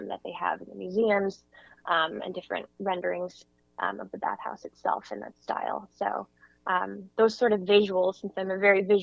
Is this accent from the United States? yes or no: yes; California, United States; I'm born and raised in California